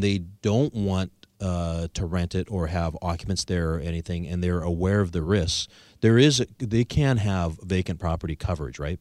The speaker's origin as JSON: {"language": "English", "town": "Victoria", "region": "British Columbia", "country": "Canada", "said": "I'm from Victoria, British Columbia"}